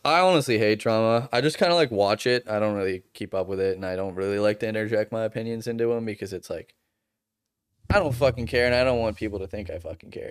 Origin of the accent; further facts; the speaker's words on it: Boston, Massachusetts, United States; moved away; I'm from Boston